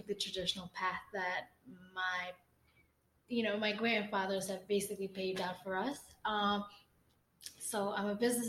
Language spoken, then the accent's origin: English; Nepal; now in United States; I'm born and raised in Nepal